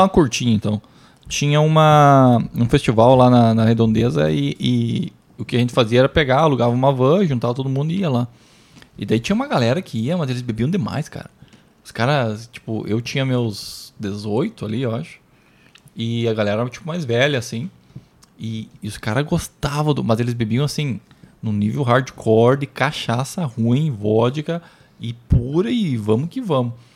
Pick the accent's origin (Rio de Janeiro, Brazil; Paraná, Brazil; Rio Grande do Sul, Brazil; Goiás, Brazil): Rio Grande do Sul, Brazil; Santa Rosa; Lá da minha cidade até Porto Alegre dá mais de 500 quilômetros